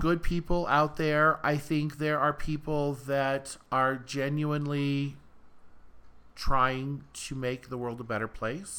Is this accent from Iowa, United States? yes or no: yes; Iowa, United States; also born or lived in Cedar Rapids, Iowa; now in Los Angeles, United States; I'm from Iowa originally, and I just lived in Cedar Rapids for almost two years